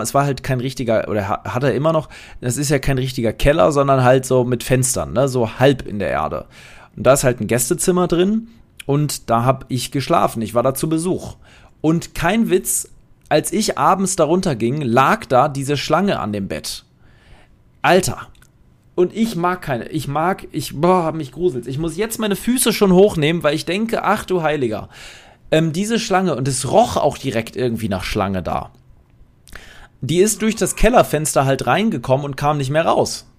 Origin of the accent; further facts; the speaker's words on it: Poland; bei uns in Polen